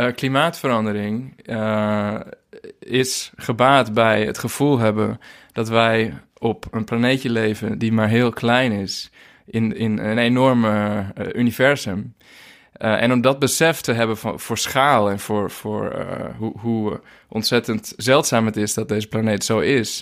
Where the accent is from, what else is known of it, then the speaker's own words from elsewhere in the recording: Zwaag, North Holland, Netherlands; moved away as an adult; also born or lived in Hoogeveen, Drenthe; now in Portugal; ik ben geboren in Hogeveen in Drenthe. Maar ik ben verhuisd toen ik uh, jaar vijf was. En opgegroeid in Zwaag